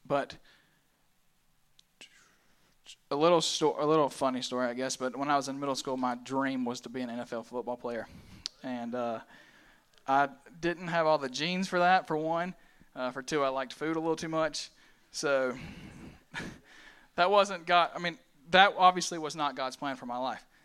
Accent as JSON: {"language": "English", "town": "Pelzer", "region": "South Carolina", "country": "United States", "said": "I'm from Pelzer, South Carolina, just a little small town"}